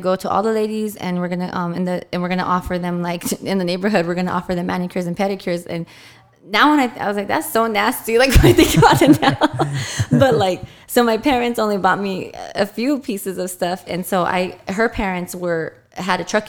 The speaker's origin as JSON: {"language": "English", "town": "Fontana", "region": "California", "country": "United States", "tie": "born or raised there", "said": "I grew up in Fontana, and I'm the only girl"}